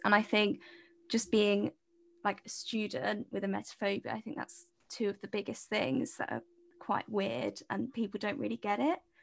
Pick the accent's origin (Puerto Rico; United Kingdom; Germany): United Kingdom; moved away as an adult; now in Cardiff, United Kingdom; I'm, I'm from near London, but I'm in Cardiff at the moment in Wales